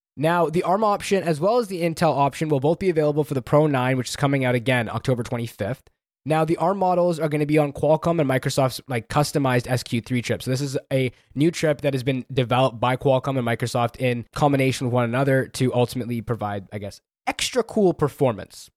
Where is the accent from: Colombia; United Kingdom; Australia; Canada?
Canada; I'm Canadian